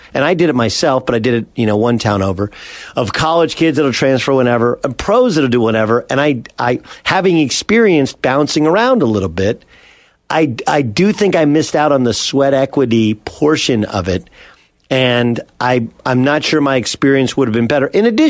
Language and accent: English; Orange, California, United States; I grew up in Orange and in the El Medina district.